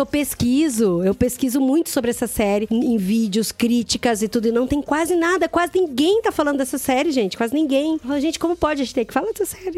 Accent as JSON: {"language": "Portuguese", "region": "Mato Grosso do Sul", "country": "Brazil", "tie": "born or raised there", "said": "Eu nasci e cresci no Mato Grosso do Sul"}